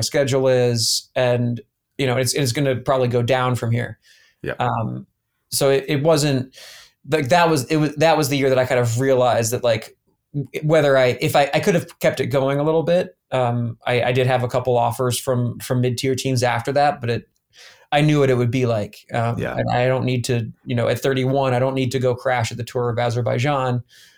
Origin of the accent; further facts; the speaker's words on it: Columbus, Ohio, United States; born there; also born or lived in Atlanta; I was born in Columbus, Ohio, actually.